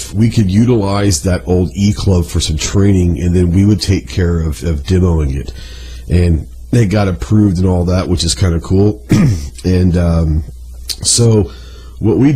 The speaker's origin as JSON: {"language": "English", "town": "Plano", "region": "Texas", "country": "United States", "tie": "born or raised there", "also_born_or_lived": "Okinawa, Japan / Camp Pendleton, California", "said": "I grew up in Dallas, Texas, a little suburb called Plano."}